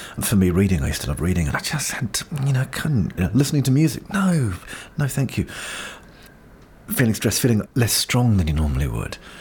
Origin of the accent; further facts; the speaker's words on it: Auckland, New Zealand; Brain Injury Association in Auckland, my hometown